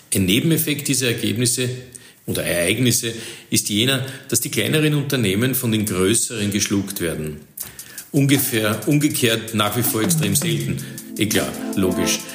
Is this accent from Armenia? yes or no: no; Austria; bei uns in Österreich